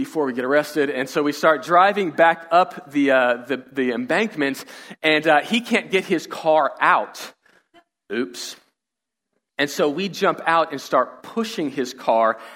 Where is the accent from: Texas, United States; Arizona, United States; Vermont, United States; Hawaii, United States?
Texas, United States; Katy; we grew up in the Katy area